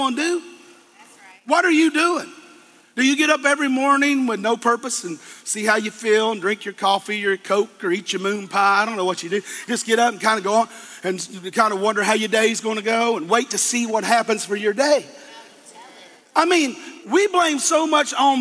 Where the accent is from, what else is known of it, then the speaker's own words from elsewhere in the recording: Eastern Kentucky, United States; I'm a hillbilly from Eastern Kentucky